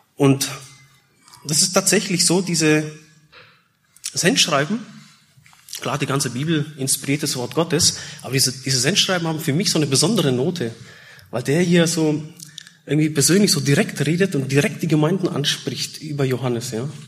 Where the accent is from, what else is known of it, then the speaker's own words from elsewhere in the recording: Germany; also born or lived in Czech Republic / Austria; Ich komme ursprünglich aus Tschechien, wurde geboren, aber bin schon seit ähm, ja, 83, waren wir drei Jahre in Österreich und meine Mutter ist damals aus Tschechien mit uns äh, geflohen. Und dann ab 86, 87 waren wir dann in Deutschland.